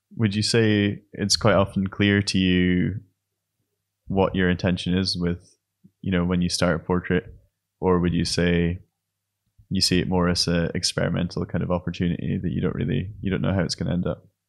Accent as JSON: {"language": "English", "region": "Scotland", "country": "United Kingdom", "also_born_or_lived": "Aberdeen", "moved": "as an adult", "lives_now": "Berlin, Germany", "said": "I'm a painter from Scotland, based in Berlin"}